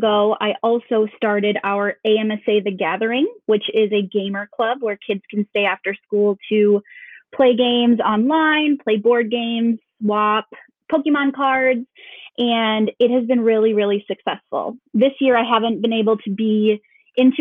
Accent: Duluth, Minnesota, United States; now in Anoka, United States; I was born in Minneapolis, but we moved to Duluth when I was in fifth grade, and I lived there until I moved down here to teach with Anoka Hennepin 7 years ago. So definitely consider myself a Duluthian.

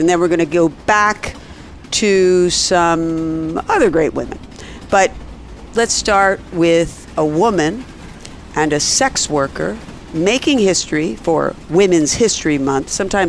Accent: Ireland; And being Irish, if you go by stereotypes

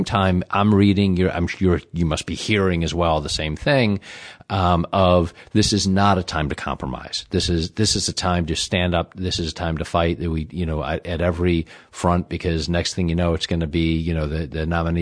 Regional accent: Midwest, United States; moved away; I'm from the Midwest originally

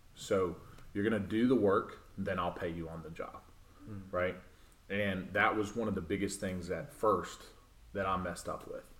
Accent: Clinton, Tennessee, United States; moved away as an adult; also born or lived in Nashville, Tennessee; now in Murfreesboro, United States; I was born and raised in Knoxville, um, a little town called Clinton

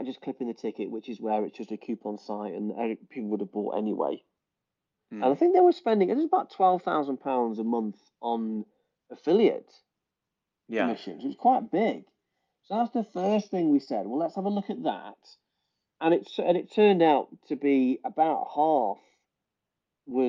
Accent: England, United Kingdom; we're English

